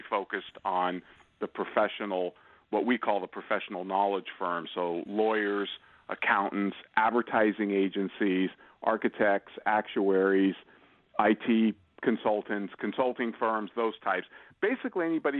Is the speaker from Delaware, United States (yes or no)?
no; Santa Rosa, California, United States; Born and raised in Santa Rosa, California